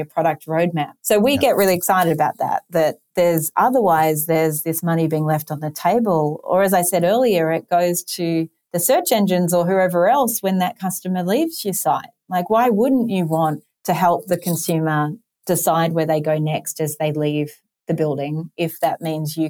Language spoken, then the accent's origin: English; Sydney, New South Wales, Australia; moved away; You might have noticed my accent, also coming from in Sydney, Australia